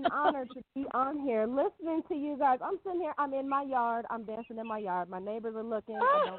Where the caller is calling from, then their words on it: New Mexico, United States; I am calling from, well, I'm actually calling from two different places. I'm calling from New Mexico